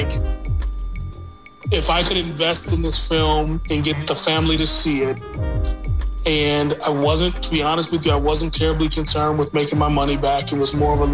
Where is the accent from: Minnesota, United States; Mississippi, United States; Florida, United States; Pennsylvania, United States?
Minnesota, United States; Minneapolis; I was from Minneapolis